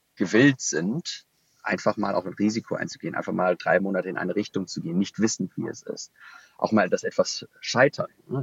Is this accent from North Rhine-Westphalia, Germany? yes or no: yes; Düsseldorf, North Rhine-Westphalia, Germany; gebürtiger Düsseldorfer